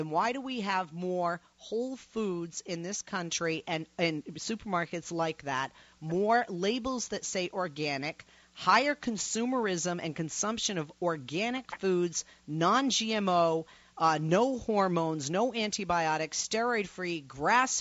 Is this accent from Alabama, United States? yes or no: no; Massachusetts, United States; moved away; I'm from Massachusetts